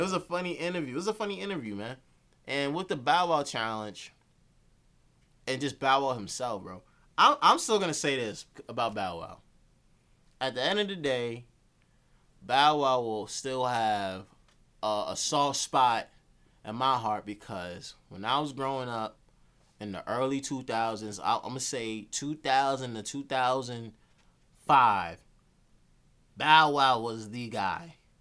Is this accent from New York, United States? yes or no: yes; Yonkers, New York, United States; growing up in Yonkers on the South Side.